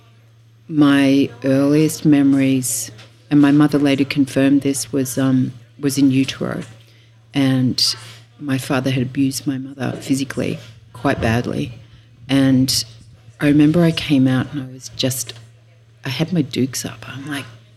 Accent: Tamworth, New South Wales, Australia; also born or lived in Sunshine Coast, Queensland; now in Byron Bay, Australia; I'm a country girl. I was born in Tamworth, which is in northwest New South Wales

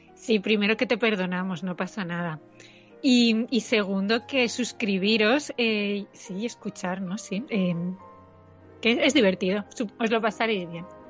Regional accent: Castellón, Valencian Community, Spain; la gente eh, de Castellón no es de Valencia

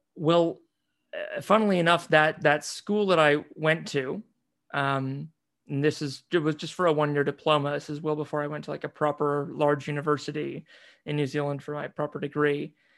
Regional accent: United States; growing up in the States, you know, most of the time, seeing myself very much as an American

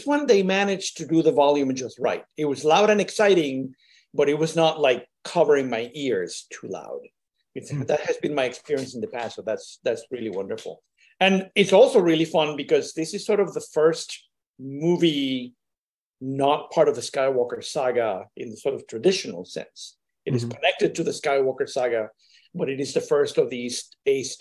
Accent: Puerto Rico; I'm from Puerto Rico

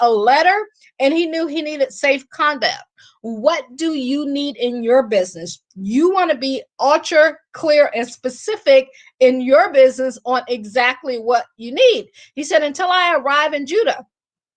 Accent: Akron, Ohio, United States; moved away as an adult; also born or lived in Washington, D.C. / Baltimore / Boston / Pittsburgh; I am from Akron. I always say I grew up shy, sheltered, and in church basically 6 days a week

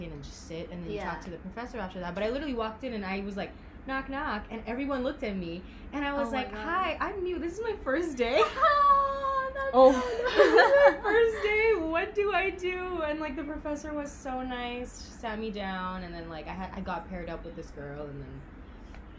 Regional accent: Jakarta, Indonesia; moved away as an adult; we come from Jakarta.

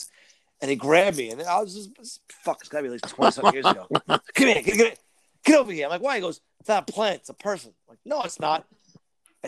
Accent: New York City, New York, United States; I'm from Brooklyn.

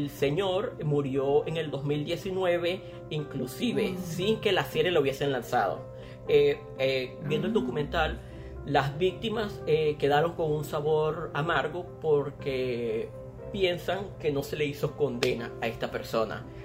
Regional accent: Maracaibo, Zulia, Venezuela; nosotros somos maracuchos. Nosotros somos maracuchos.

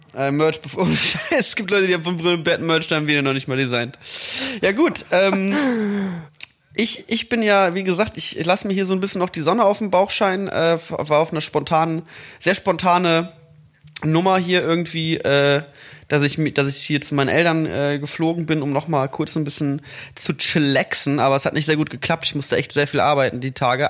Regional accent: Mettmann, North Rhine-Westphalia, Germany; moved away; am Mettmanner Boden in meiner Heimatstadt

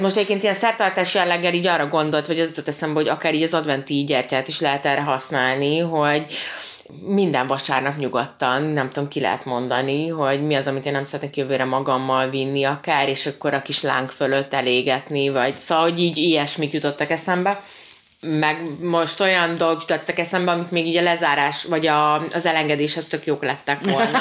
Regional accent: Hungary

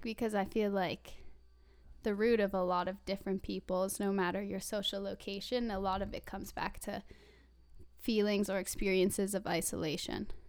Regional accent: Vermont, United States; moved away as an adult; now in Vancouver, Canada; I'm originally from Vermont, but I go to U B C with Sam

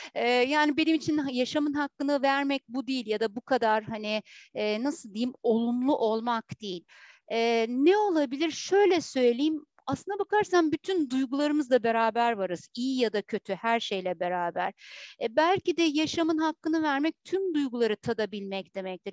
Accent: Heybeliada, Istanbul, Turkey; aynı zamanda Heybeliliyim.

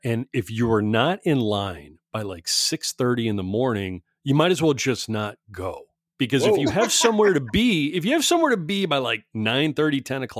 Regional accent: East Coast, United States; born there; now in California, United States; I was born on the East Coast and moved to a couple of places on the way out to, you know, California. But I've been here forever.

